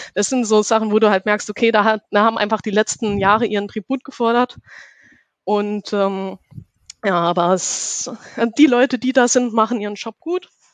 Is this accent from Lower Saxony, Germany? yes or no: no; Saarland, Germany; now in Karlsruhe, Germany; ich komme aus Karlsruhe und äh, bin gebürtig aus dem Saarland.